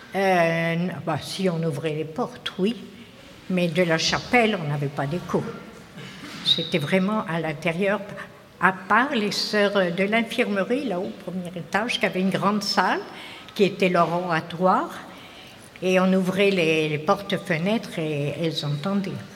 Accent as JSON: {"language": "French", "town": "Tourgéville", "region": "Normandy", "country": "France", "tie": "born or raised there", "said": "je suis originaire de Tourgéville-sur-Mer"}